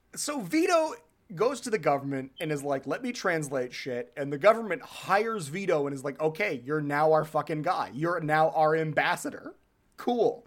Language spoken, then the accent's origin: English; New Hampshire, United States; I grew up in New Hampshire